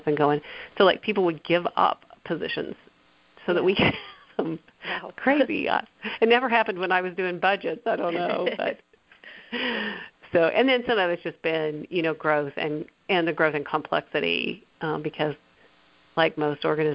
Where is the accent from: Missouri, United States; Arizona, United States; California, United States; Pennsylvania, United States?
Missouri, United States; Bolivar; I'm from here. I'm from Bolivar